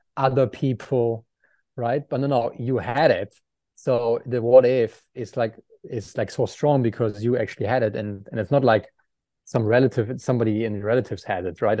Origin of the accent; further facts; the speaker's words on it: Aachen, North Rhine-Westphalia, Germany; English is a second language; moved away as an adult; Aachen, my hometown